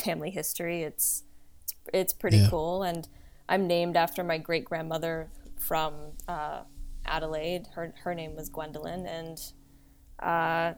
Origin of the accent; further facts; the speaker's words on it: New York City, New York, United States; now in Los Angeles, United States; I grew up, I was born in Chinatown, and my parents bought a loft on Prince Street, and it was like, I lived there until about 10 or 11 years old.